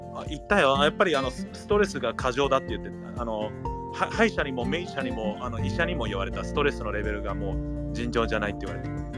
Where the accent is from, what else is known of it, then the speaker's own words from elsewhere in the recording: Gardena, California, United States; 日本語学校の帰りによく行ってたタコベルがあったはず